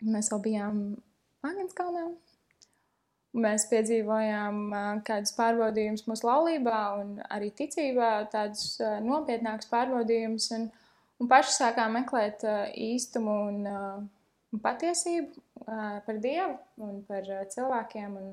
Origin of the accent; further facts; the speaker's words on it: Liepāja, Kurzeme, Latvia; es nāku no Liepājas, no salīdzinoši mazas draudzes